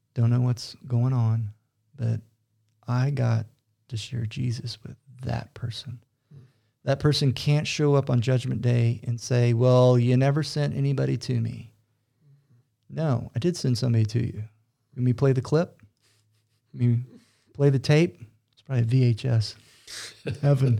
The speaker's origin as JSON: {"language": "English", "town": "Fort Worth", "region": "Texas", "country": "United States", "accent": "Texas", "moved": "as an adult", "lives_now": "Utah, United States", "said": "my Texas accent was still thick"}